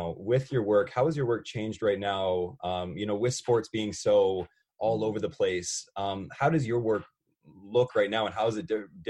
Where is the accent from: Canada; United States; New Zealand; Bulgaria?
Canada; New Brunswick; I'm from New Brunswick. And so coming back here, has been just like this, the biggest breath of fresh air, being able to come home. Everything's just so much more low key here.